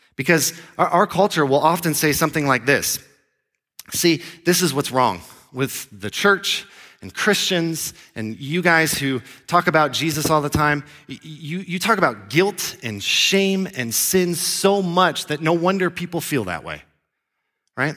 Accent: Florida, United States; moved away as an adult; also born or lived in Grand Junction, Colorado; I grew up in Florida.

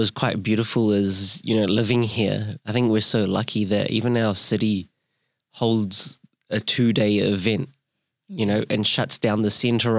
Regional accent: India; like as an Indian living in over here.

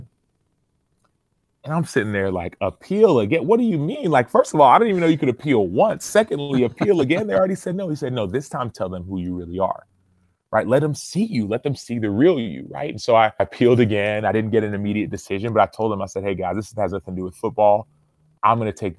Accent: Dallas, Texas, United States; moved away; also born or lived in Arizona / Chicago; I'm from Dallas, Texas

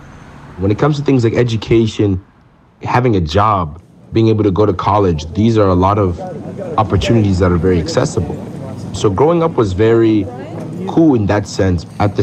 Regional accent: United States; Growing up in the States has its ups and downs, and I think the ups come from there being a lot of opportunity here.

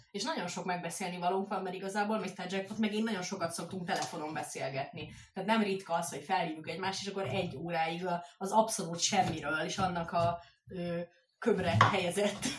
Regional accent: Hungary; moved away as an adult; now in Budapest, Hungary; én egy kis faluból származok

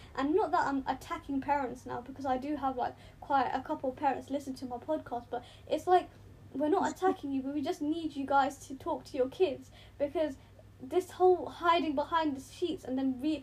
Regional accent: United Kingdom; also born or lived in Pakistan; us three are all British Pakistani girls, and we're living in the UK

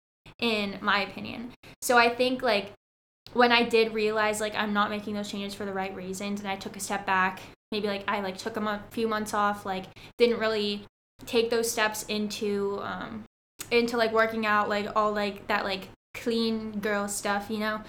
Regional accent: Southern California, United States; I'm from Southern California

